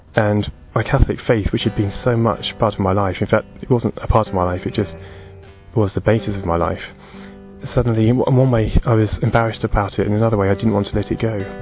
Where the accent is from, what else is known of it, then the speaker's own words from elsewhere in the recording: Portsmouth, South East England, United Kingdom; also born or lived in Kent; We had free instrumental lessons at my school where I grew up in Portsmouth